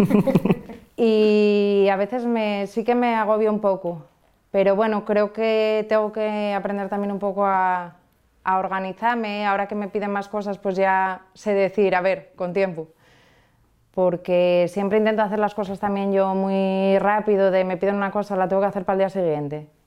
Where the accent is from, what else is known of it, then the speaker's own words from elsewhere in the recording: Porrúa, Asturias, Spain; Porrúa, que es, es mi pueblo